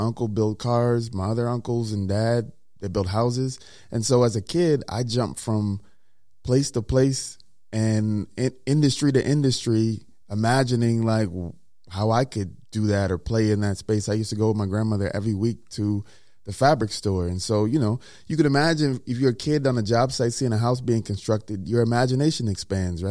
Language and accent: English; Mississippi, United States; moved away; also born or lived in Minnesota; I'm a kid from Mississippi